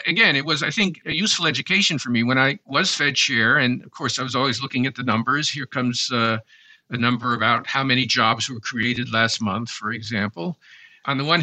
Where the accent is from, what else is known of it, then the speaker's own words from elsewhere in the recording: Dillon, South Carolina, United States; moved away; growing up in Dillon